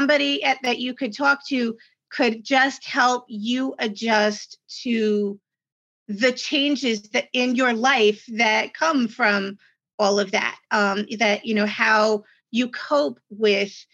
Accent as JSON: {"language": "English", "region": "New York", "country": "United States", "said": "I'm from New York"}